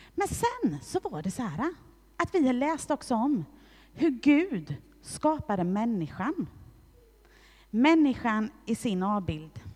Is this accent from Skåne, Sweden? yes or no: yes; Hässleholm, Skåne, Sweden; jag är född i Hässleholm och att jag är svensk medborgare